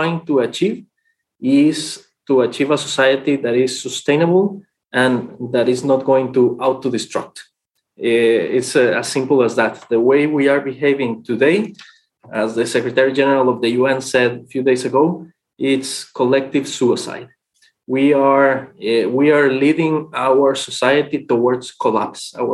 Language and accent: English; Costa Rica; also born or lived in Mexico; now in Bonn, Germany; I was born in Mexico. I grew up in Costa Rica.